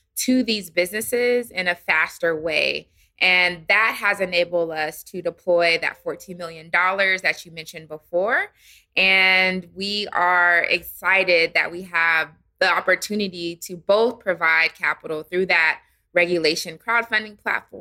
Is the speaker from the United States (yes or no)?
yes; San Diego, California, United States; moved away as an adult; also born or lived in Washington, D.C.; now in Atlanta, United States; I'm originally from San Diego, California.